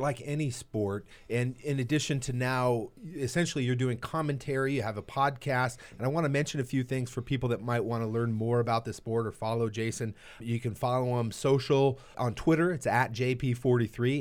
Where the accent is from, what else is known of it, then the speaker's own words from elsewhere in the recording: Southern California, United States; Growing up in Southern California